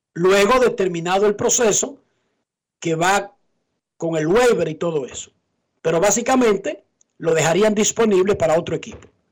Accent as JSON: {"language": "Spanish", "area": "Buenos Aires de Herrera", "region": "Distrito Nacional", "country": "Dominican Republic", "said": "Yo soy de Buenos Aires, de Herrera"}